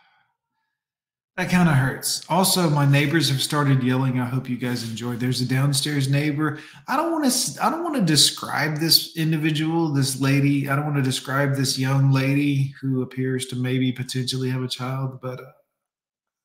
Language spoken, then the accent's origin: English; Fort Lauderdale, Florida, United States; also born or lived in Miami; I grew up in Fort Lauderdale in Miami in the 90s